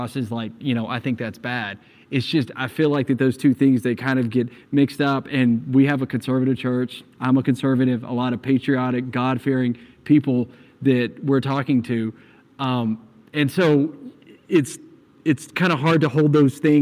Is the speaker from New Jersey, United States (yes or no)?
no; Texas, United States; I'm a Texan